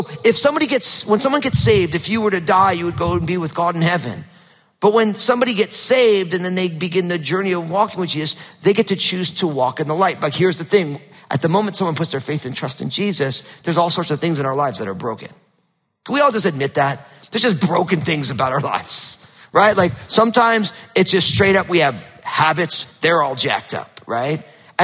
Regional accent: New Jersey, United States; now in Pacific Northwest, United States; growing up in New Jersey, super hot, humid summers and freezing cold winters were normal. And now, because I live in the Northwest

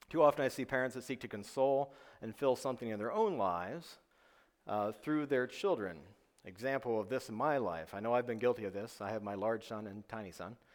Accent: New York, United States; moved away as an adult; My background, uh, why I came to the South from New York, was uh, to go to school for psychology, which I did for part of a degree.

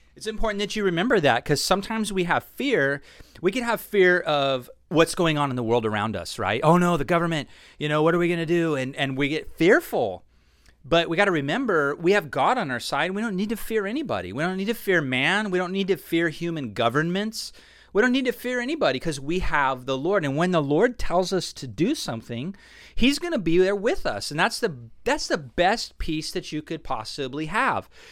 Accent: Orange County, California, United States; I was actually born and raised in Orange County.

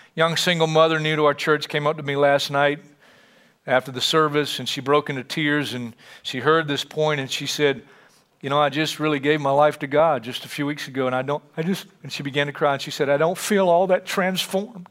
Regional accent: United States; we as American Christians

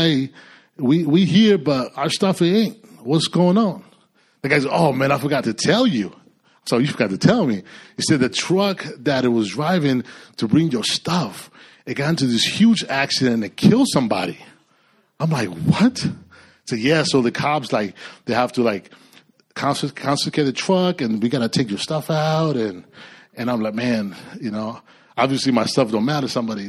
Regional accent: California, United States; now in Austin, United States; I mean, we came from Cali. And the Lord really called us, you know. My wife and I, we've been praying about moving, relocating

